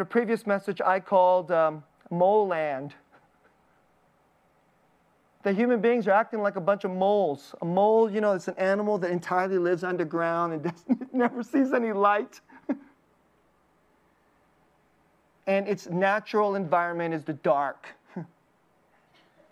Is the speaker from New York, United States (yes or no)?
no; Bay Area, California, United States; I'm from the Bay Area